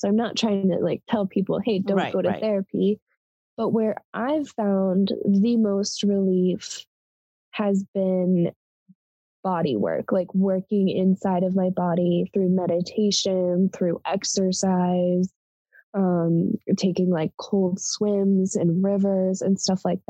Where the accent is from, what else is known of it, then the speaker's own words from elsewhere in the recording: Colorado, United States; moved away as an adult; also born or lived in Montana; I moved from Colorado to Montana